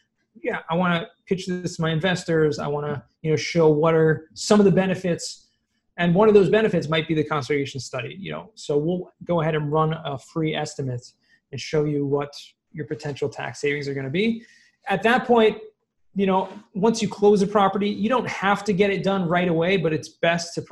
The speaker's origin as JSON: {"language": "English", "town": "Los Angeles", "region": "California", "country": "United States", "tie": "born or raised there", "moved": "yes", "said": "I actually grew up in Southern California"}